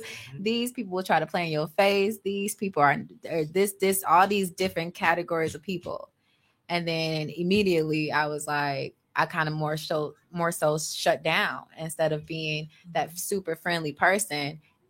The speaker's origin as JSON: {"language": "English", "town": "Chicago", "region": "Illinois", "country": "United States", "said": "So y'all know I'm from Projects of Chicago. Moved up here, all that good stuff. lived in a shelter, eventually moved out to Cudahy, right?"}